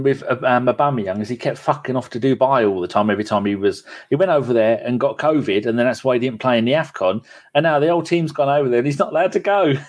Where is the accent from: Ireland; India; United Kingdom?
United Kingdom; England; I'm English, not British.